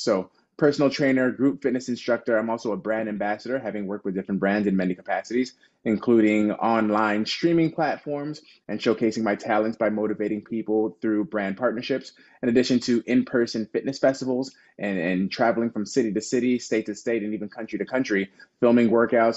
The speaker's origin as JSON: {"language": "English", "town": "Chicago", "region": "Illinois", "country": "United States", "tie": "born or raised there", "said": "born and raised in Chicago"}